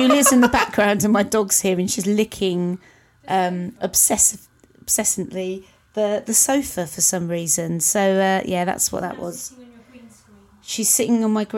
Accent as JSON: {"language": "English", "region": "London", "country": "United Kingdom", "said": "I'm from East London. I don't pronounce anything correctly."}